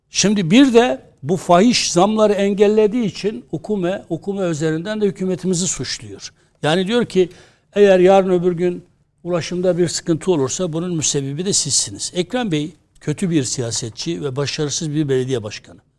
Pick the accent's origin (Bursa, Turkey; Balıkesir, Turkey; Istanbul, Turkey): Istanbul, Turkey; Kendi adıma bir İstanbullu olarak her türlü politik mülahazanın dışında